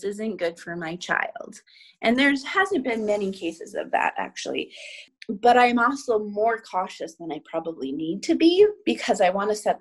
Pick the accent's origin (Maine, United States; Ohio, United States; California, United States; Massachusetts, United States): Maine, United States; also born or lived in Savannah; now in Los Angeles, United States; I grew up in Maine